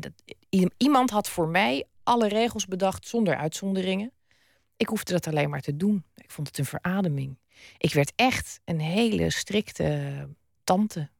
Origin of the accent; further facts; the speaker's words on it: Zeeland, Netherlands; also born or lived in Utrecht; mijn vader overleed toen we nog in Utrecht woonden. We woonden toen. Eh, we, zijn na zijn dood pas in Zeeland gaan wonen